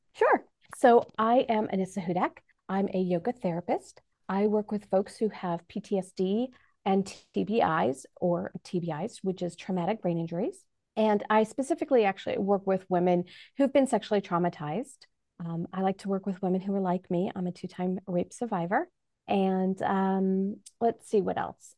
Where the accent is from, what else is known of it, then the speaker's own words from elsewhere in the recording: New York, United States; now in Manhattan, Kansas, United States; I'm originally from New York